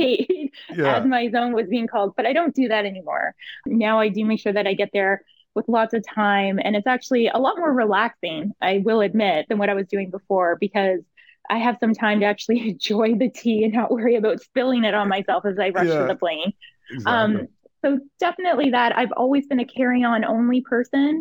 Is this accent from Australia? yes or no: no; Canada; as a Canadian traveler